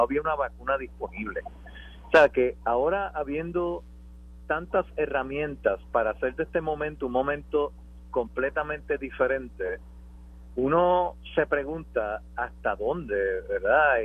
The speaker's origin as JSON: {"language": "Spanish", "country": "Puerto Rico", "said": "somos todos puertorriqueños"}